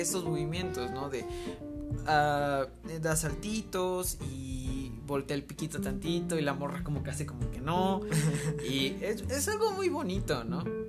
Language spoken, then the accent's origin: Spanish; Mexico; que soy mexicano, que vivo mis tradiciones tan arraigadamente